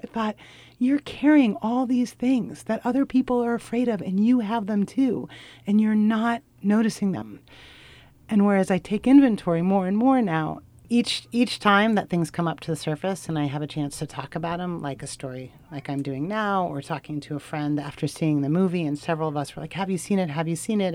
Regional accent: Portland, United States; I'm from Portland

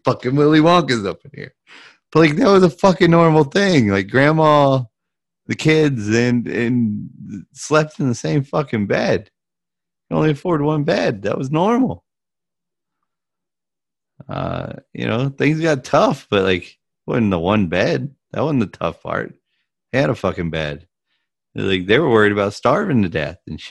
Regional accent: United States; I'm American

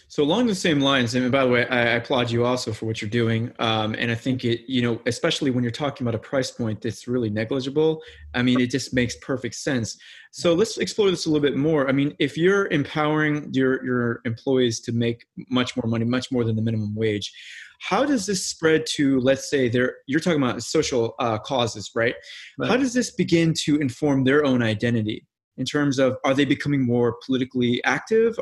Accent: Missouri, United States; now in Los Angeles, United States; I'm from the Midwest too, not from Iowa, but I'm from Missouri

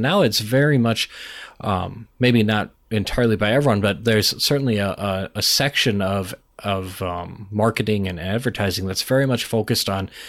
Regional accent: Minnesota, United States; Well, I'm Minnesotan, so, you know, it's very Midwestern rant.

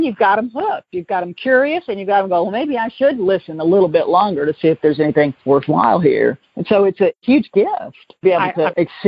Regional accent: the South, United States; accent: Southern; when I moved to California, I moved from Atlanta, and I was drinking Franzia in a box, you know, $9.99. And Napa Valley is, you know, the mecca of Cabernet. So I knew that I had this Southern thing that people were clearly going to detect pretty quickly.

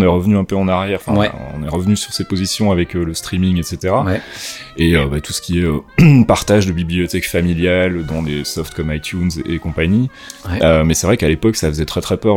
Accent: Rixensart, Wallonia, Belgium; une école communale de, de petit village où j'habitais qui s'appelait Rexensart

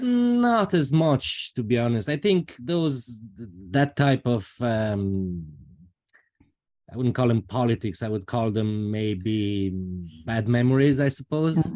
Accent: Transylvania, Romania; moved away as an adult; now in Ireland; I come from Romania, specifically from Transylvania

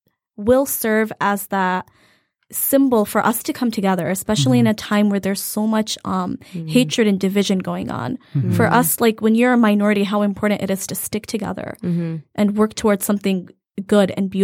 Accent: Hamtramck, Michigan, United States; I was born and raised in the Hamtramck Detroit community. We're still living there. It's like mini Bangladesh.

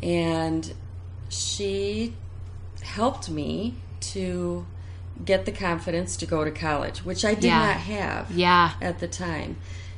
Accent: Lansing, Michigan, United States; now in Grand Rapids, United States; I grew up in Lansing.

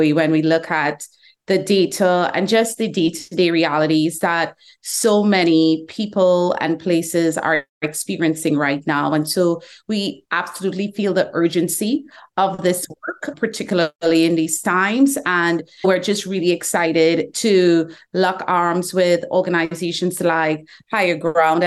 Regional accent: Trinidad & Tobago; moved away as an adult; now in Atlanta, United States; I was born in the Caribbean

